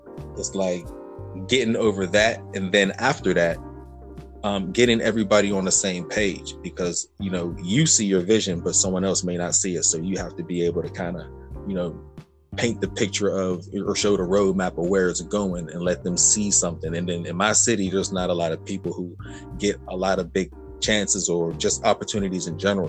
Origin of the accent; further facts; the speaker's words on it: Pittsburgh, Pennsylvania, United States; I'm from Pittsburgh, Pennsylvania